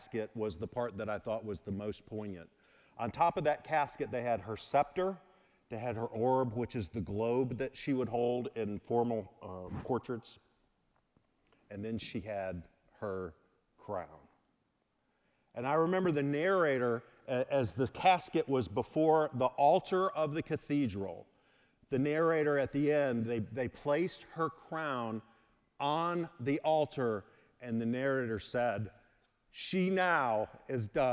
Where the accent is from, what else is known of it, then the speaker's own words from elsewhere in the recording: Mississippi, United States; moved away; I'm from Mississippi